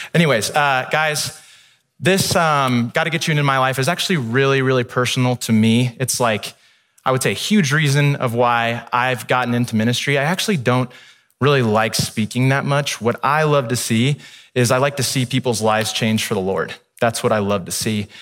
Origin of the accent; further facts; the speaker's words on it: Midwest, United States; now in California, United States; I grew up in the Midwest